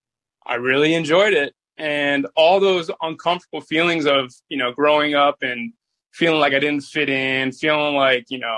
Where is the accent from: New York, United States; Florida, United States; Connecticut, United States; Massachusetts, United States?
Florida, United States; Boca Raton; also born or lived in Clearwater Beach, Florida; So grew up in Boca Raton, Delray Beach area